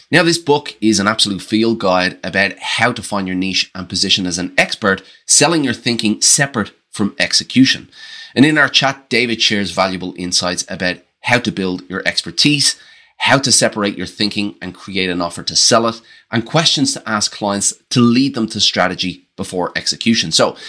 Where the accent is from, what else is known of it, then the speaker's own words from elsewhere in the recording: Ireland; accent: Australian; I have an Australian twang, but I'm actually Irish, so I've got this kind of cocktail going on. But I definitely have some Aussie words in there.